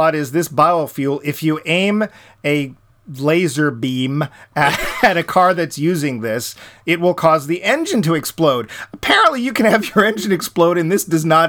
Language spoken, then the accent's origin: English; United States